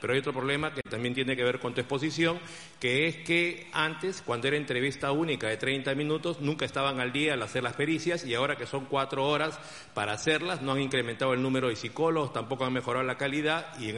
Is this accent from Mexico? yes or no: no; Peru; porque son comunes a lo que pasa en mi país, Perú.